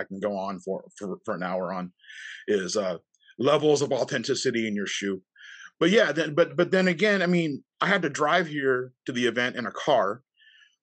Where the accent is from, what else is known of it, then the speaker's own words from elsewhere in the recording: United States; we're American